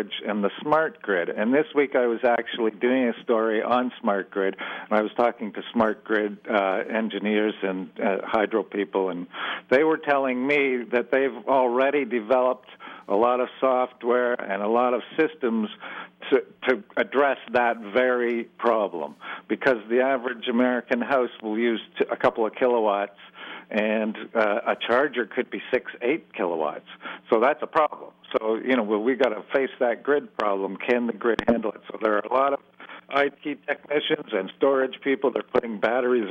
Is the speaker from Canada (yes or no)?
yes; Canada; I'm a Canadian